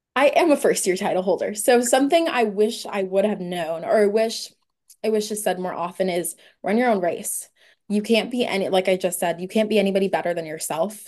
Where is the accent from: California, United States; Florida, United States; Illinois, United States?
California, United States; Oceanside; now in San Diego, United States; I'm from Oceanside, California, but currently I'm a student at the University of San Diego.